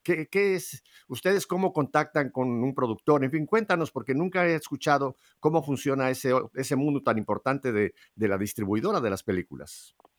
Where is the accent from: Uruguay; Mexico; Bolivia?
Mexico; now in Miami, United States; yo nací en México, pero tú sabes que la parte materna y parte paterna vienen de España.